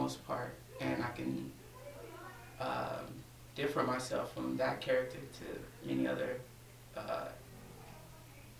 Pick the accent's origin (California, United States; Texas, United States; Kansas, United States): Texas, United States; DeSoto; I'm 22 years old, and I'm from Dallas, Texas, specifically DeSoto.